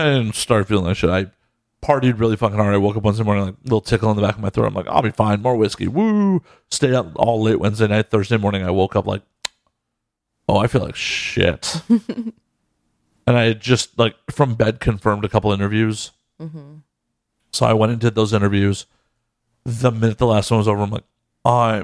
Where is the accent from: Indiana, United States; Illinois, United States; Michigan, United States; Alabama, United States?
Illinois, United States; Chicago; moved away as an adult; also born or lived in Las Vegas; now in Los Angeles, United States; Born and raised in Chicago